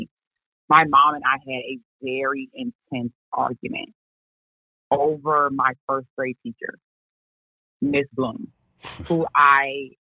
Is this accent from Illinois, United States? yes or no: yes; Chicago, Illinois, United States; moved away as an adult; also born or lived in Virginia / Charlotte, North Carolina; now in Houston, United States; I was born and raised on the South Side of Chicago